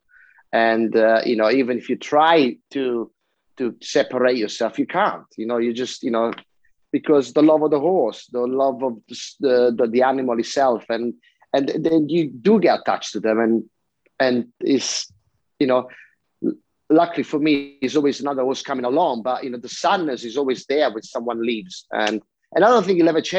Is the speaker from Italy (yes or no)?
yes; Italy; I come from Italy